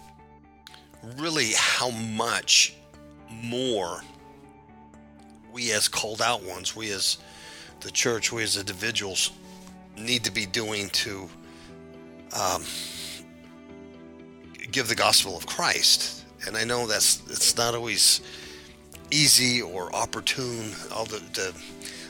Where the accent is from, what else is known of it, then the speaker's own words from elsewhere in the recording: Southern California, United States; moved away; I was born and raised in California